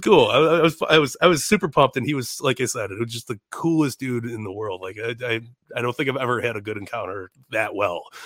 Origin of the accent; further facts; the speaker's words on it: Chicago, Illinois, United States; I'm from Chicago.